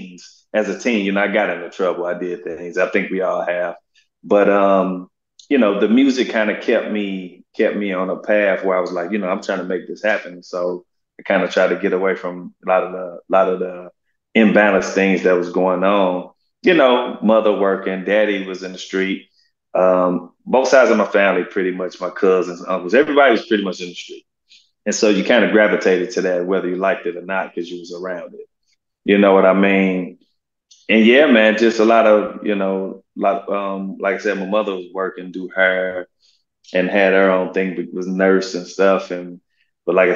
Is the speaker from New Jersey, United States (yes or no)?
no; St. Louis, Missouri, United States; also born or lived in North County, St. Louis; I grew up in the inner city on the north side of St. Louis, a place called Walnut Park